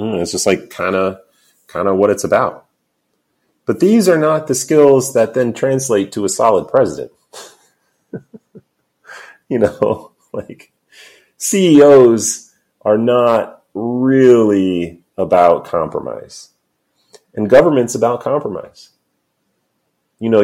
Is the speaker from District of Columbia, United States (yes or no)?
no; New York City, New York, United States; I'm a New Yorker